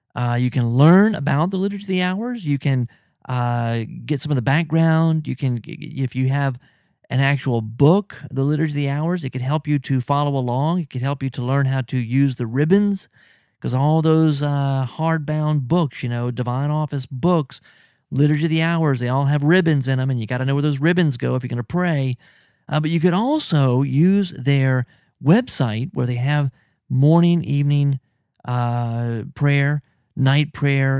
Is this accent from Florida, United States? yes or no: no; New Orleans, Louisiana, United States; I'm from New Orleans, or at least the New Orleans area